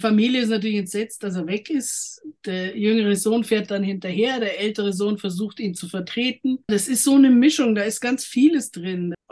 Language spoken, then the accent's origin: German; Germany